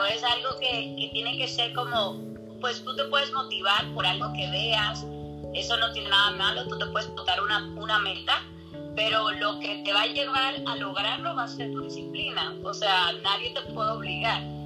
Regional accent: Santiago de los Caballeros, Santiago, Dominican Republic; donde yo soy, de la República Dominicana, en Santiago

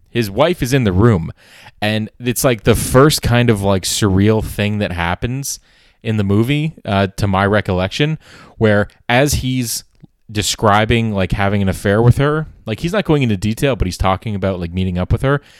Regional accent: Canada; as a Canadian

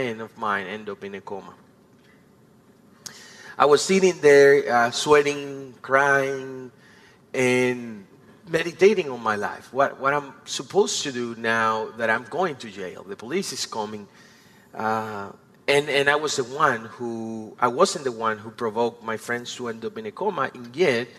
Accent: Dominican Republic; I am a former sponsor child with Compassion in the Dominican Republic.

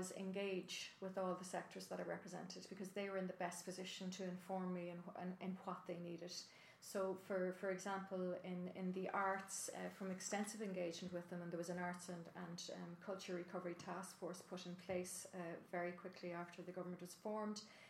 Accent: County Monaghan, Ireland; moved away; I'm originally from County Monaghan, even though I represent Dublin Rathdown

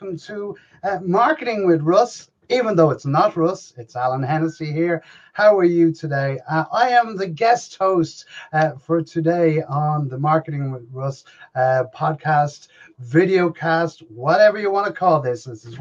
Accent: Ireland; also born or lived in Dublin; from Compass Media, social media and digital marketing. I am based here in Dublin, in Ireland.

